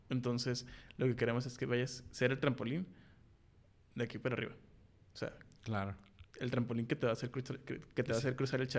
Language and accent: Spanish; Mexico; El poner alto el nombre de, nosotros como mexicanos y también la bandera, ¿no?